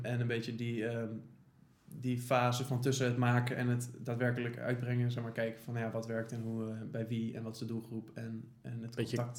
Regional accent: The Hague, South Holland, Netherlands; wij komen natuurlijk uit Den Haag

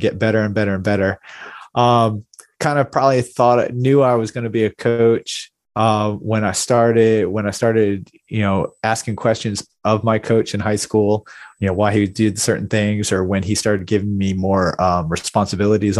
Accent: Virginia Beach, Virginia, United States; I grew up in Virginia Beach, is a Navy town

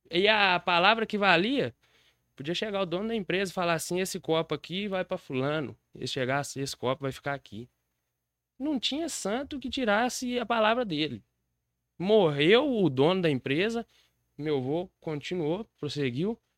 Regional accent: Diamantina, Minas Gerais, Brazil; Eu sou de Diamantina.

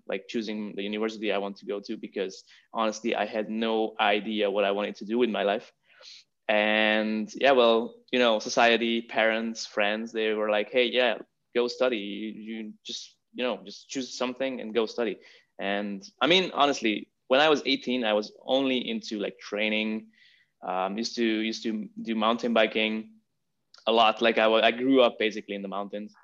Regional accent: Hungary; moved away as an adult; also born or lived in Vienna, Austria; now in Barcelona, Spain; I'm originally from Hungary. I was born and raised in Hungary, went to university there

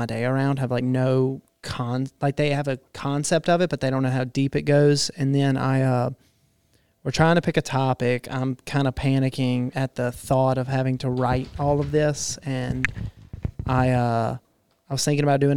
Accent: Prentiss, Mississippi, United States; growing up in Prentice, you know, like everyone's a hunter

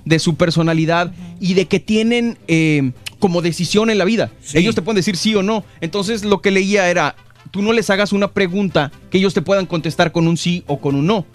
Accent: Mexico; now in Los Angeles, United States; los millennials mexicanos

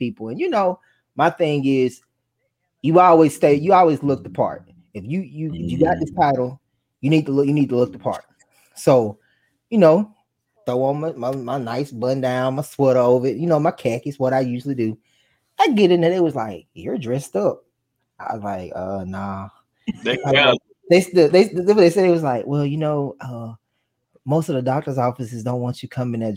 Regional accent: Coosa, Alabama, United States; I'm from Coosa

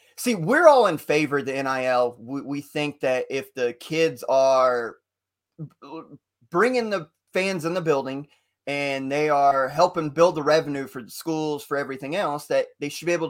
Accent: Indiana, United States; because we're from Indiana.

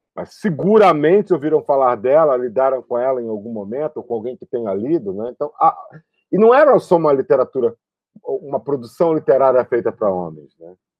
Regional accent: São Gonçalo, Rio de Janeiro, Brazil; also born or lived in Niterói; eu sou de Niterói, e, mas vivi grande parte da minha vida em São Gonçalo, que é uma cidade ao lado, lá no Rio de Janeiro

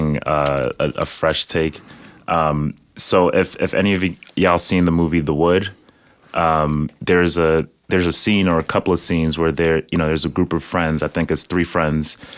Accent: New York City, New York, United States; also born or lived in Nigeria; I was born in Nigeria. I grew up in the Bronx, New York.

